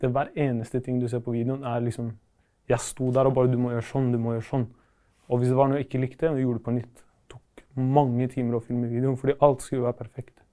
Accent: Palestine; now in Norway; Så greia er at eh, jeg er originalt fra Palestina. Og der er det krig, selvfølgelig, og vi eh, hadde ikke så god råd. Og ja, moren min ville ha et bedre liv for oss, så vi kom til Norge i 2008.

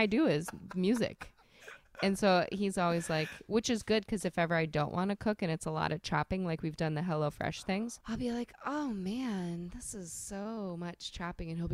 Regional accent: Omaha, Nebraska, United States; I'm from Omaha, Nebraska

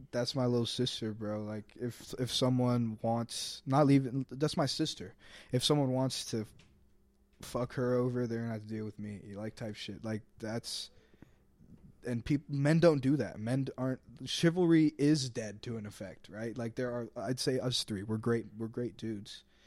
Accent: Fishers, Indiana, United States; I'm from Fishers, Indiana, very Republican, turning Democratic area.

